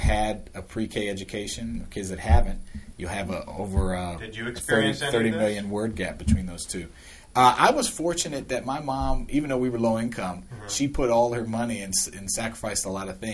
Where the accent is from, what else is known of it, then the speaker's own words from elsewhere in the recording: Silver Spring, Maryland, United States; I grew up in Long Branch, Silver Spring, went to MCPS public schools